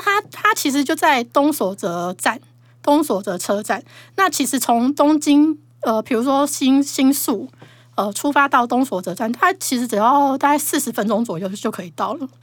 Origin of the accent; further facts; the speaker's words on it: Taiwan; 我们台湾人